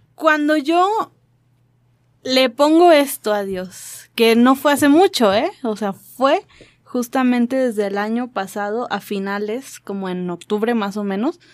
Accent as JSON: {"language": "Spanish", "country": "Mexico", "said": "yo vengo de México"}